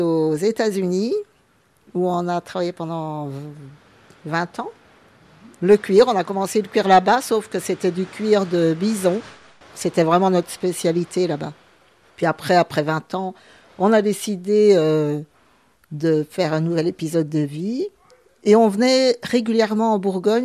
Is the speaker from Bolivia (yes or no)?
yes; Bolivia; also born or lived in Belgium / United States; now in France; Moi, je suis née en Bolivie, mais ma maman est belge